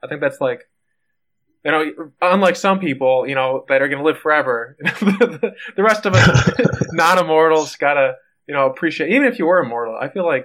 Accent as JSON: {"language": "English", "region": "Midwest", "country": "United States", "accent": "Midwest", "said": "I've now realized I have a slight accent, but I did not realize that the Midwest had an accent"}